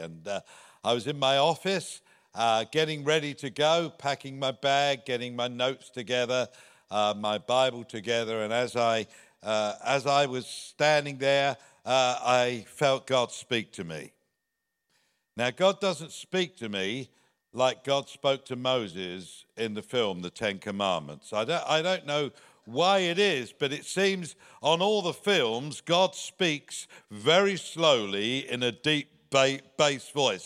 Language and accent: English; England, United Kingdom; moved away; You can hear from my accent that, uh, I'm from the other side of the pond. Uh, there's a little country there called, uh, England, uh, and that's where I was born